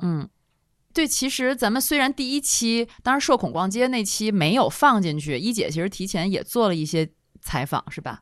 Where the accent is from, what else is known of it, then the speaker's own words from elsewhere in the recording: Tianjin, China; 那个五大道里面不是有一个木兰花园儿吗？嗯，嗯。就是我成长的地方